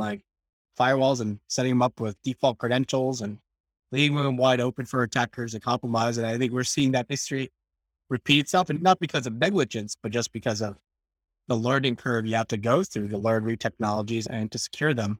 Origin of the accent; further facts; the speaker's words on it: New Jersey, United States; I'm from Jersey